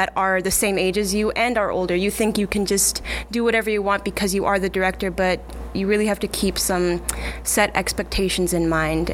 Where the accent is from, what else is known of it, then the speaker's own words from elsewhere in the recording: Scottsbluff, Nebraska, United States; moved away; I'm originally from Scottsbluff, Nebraska